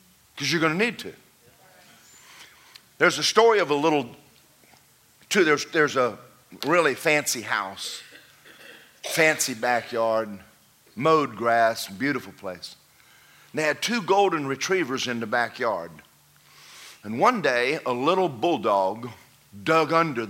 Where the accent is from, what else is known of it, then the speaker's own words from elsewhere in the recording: Athens, Georgia, United States; I grew up in Athens, Georgia